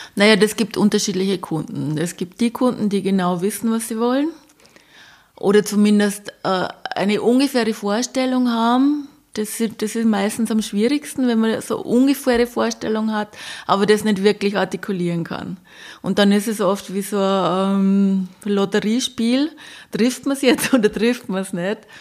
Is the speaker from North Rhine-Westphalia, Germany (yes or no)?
no; Bavaria, Germany; ich komme aus Bayern